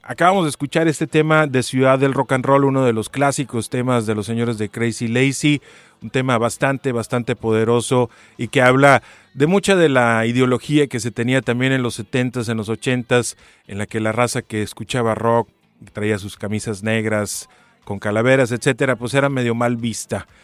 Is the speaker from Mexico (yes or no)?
yes; Sonora, Mexico; como buen sonorense